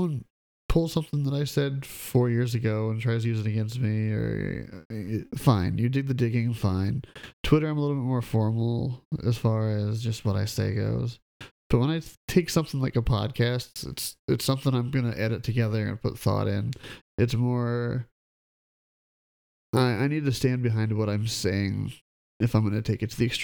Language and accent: English; Midwest, United States; I'm from the Midwest